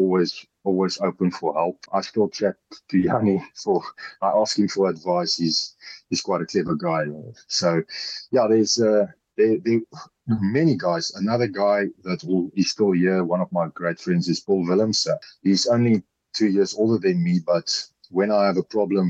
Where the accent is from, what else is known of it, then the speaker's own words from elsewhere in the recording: Pretoria, Gauteng, South Africa; moved away as an adult; also born or lived in Montpellier, France; I was brought up in Pretoria. My whole life I lived back in Pretoria